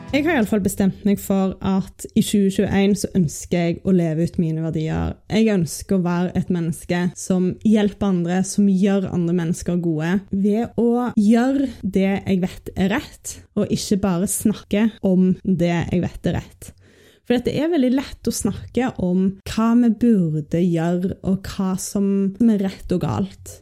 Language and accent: Norwegian; Norway; her hjemme i Norge